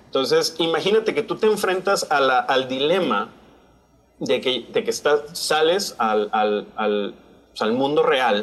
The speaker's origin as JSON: {"language": "Spanish", "town": "San Pedro Garza García", "region": "Nuevo León", "country": "Mexico", "tie": "born or raised there", "also_born_or_lived": "Monterrey / Lubbock, Texas / Denver, Colorado / Baltimore", "moved": "as an adult", "lives_now": "Brownsville, United States", "said": "Yo soy mexicano, soy regio, nací en Monterrey, criado en San Pedro"}